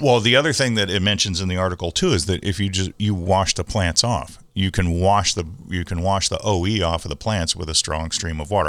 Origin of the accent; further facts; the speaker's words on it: San Diego, California, United States; when I was a kid growing up in Bay Park, we had an alley that, a dirt alley that ran behind our house